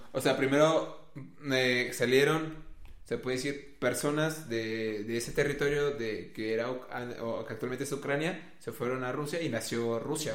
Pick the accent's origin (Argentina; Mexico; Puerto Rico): Mexico; por ser mexa y prieto